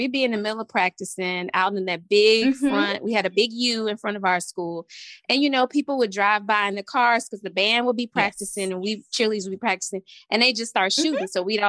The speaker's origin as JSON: {"language": "English", "town": "Montgomery", "region": "Alabama", "country": "United States", "said": "I am from Montgomery, Alabama."}